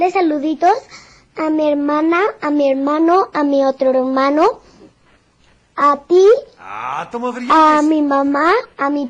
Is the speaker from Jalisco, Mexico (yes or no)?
yes; Guadalajara, Jalisco, Mexico; tengo seis años, soy de Guadalajara